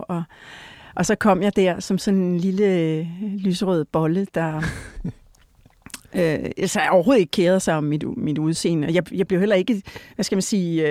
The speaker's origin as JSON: {"language": "Danish", "town": "Odense", "region": "Southern Denmark", "country": "Denmark", "tie": "born or raised there", "also_born_or_lived": "Rødovre", "said": "vi flyttede til, til Fyn, som et, da jeg var et år, og så, ja, så har vi boet forskellige steder i Odense og omegn"}